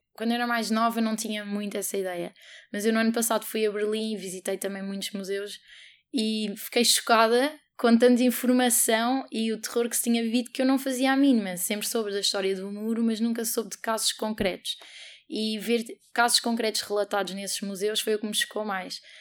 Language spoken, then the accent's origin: Portuguese; Portugal; nasci em Portugal